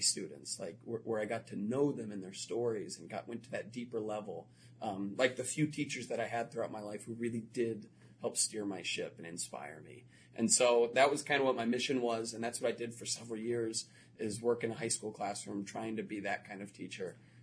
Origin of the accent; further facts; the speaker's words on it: Florida, United States; moved away; I grew up in Florida